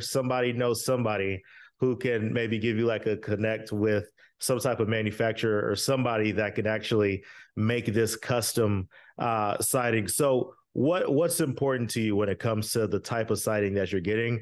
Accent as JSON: {"language": "English", "region": "Florida", "country": "United States", "moved": "yes", "lives_now": "Texas, United States", "said": "I'm from Florida, I live in Texas."}